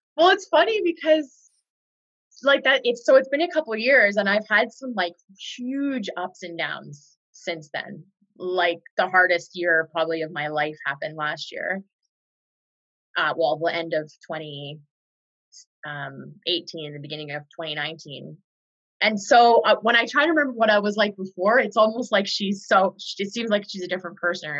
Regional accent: far northwest British Columbia, Canada; moved away; I grew up in a really unique part of Canada. It's very remote. It's on the border of Alaska and far northwest British Columbia.

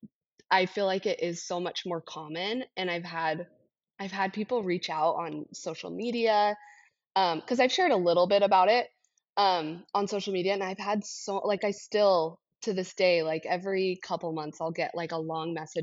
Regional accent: Utah, United States; I grew up in Utah, so I grew up skiing

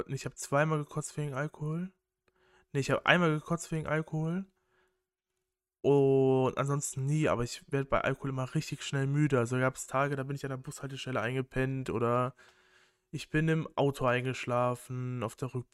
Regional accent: North Rhine-Westphalia, Germany; ich komme so aus Kreis Köln, da ist der Karneval ein richtiges Ding

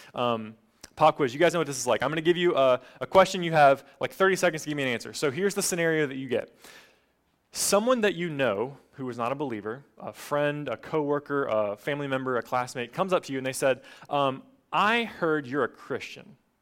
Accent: Appalachian Mountains, United States; now in Gainesville, United States; I grew up in the Appalachian Mountains

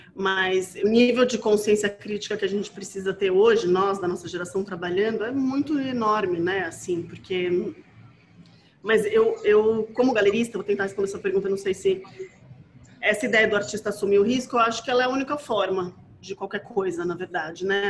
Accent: Brazil; na nossa condição como brasileiro

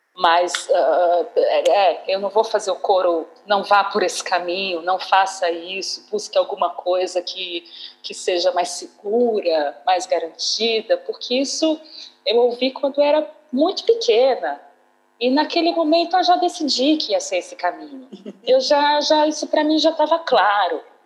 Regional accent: Uberlândia, Minas Gerais, Brazil; moved away as an adult; also born or lived in Campinas; Eu passei boa parte da minha vida, né, da, da, da minha juventude, da minha infância, da minha juventude no Uberlândia, em 94, eu saí de Uberlândia para fazer a, a, a, Faculdade de Artes Cênicas na Unicamp

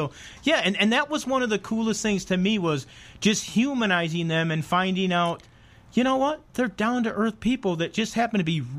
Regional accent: Chicago, Illinois, United States; I'm a Blackhawk fan. I'm from Chicago.

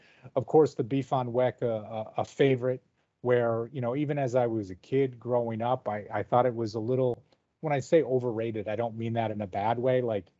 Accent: Rochester, New York, United States; I grew up in Rochester, New York, which is just about an hour outside of Buffalo.

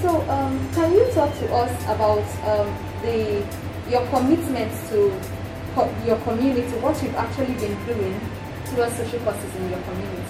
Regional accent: Nigeria; also born or lived in Lagos; I'm a Nigerian and I live in Lagos.

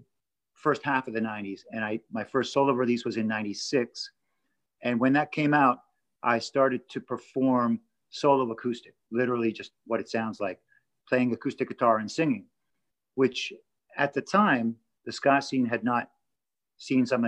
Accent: Toronto, Ontario, Canada; moved away as an adult; now in Los Angeles, United States; I grew up in Toronto, Canada, but I've been in LA since the 90s.

